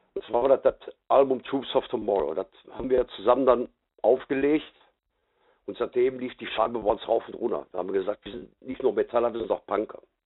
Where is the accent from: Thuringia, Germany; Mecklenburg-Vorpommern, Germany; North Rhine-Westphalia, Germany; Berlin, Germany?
North Rhine-Westphalia, Germany; Gelsenkirchen; bei uns in Gelsenkirchen